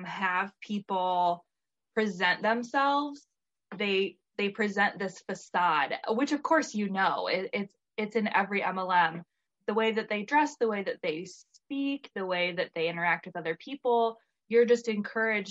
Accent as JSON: {"language": "English", "region": "Michigan", "country": "United States", "tie": "born or raised there", "said": "I live in Michigan. I had since moved away from my hometown to go to culinary school."}